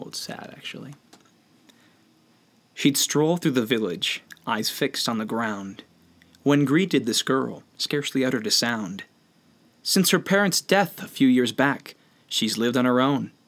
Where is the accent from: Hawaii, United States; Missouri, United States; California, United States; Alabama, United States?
Missouri, United States; I'm from Missouri.